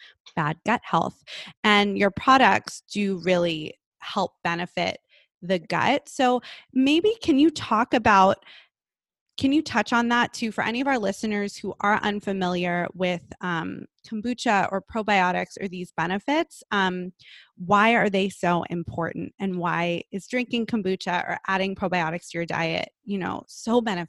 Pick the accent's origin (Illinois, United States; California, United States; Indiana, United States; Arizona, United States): California, United States; Malibu; I'm from Malibu